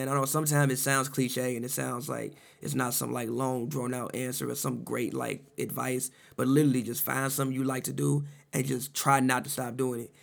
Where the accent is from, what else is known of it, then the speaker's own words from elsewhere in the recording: Chicago, Illinois, United States; moved away; I'm from Chicago, you know, grew up in the '90s